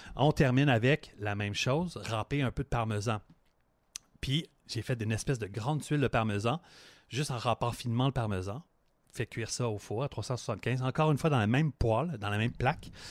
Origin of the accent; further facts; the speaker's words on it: Montreal, Quebec, Canada; je viens de Montréal, fait que ma tourtière, c'est une tourtière euh, de Montréal